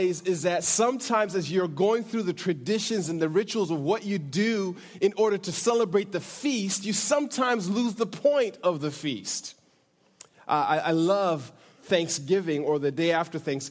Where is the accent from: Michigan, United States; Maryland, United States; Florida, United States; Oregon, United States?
Michigan, United States; also born or lived in Africa; now in California, United States; my childhood growing up in Michigan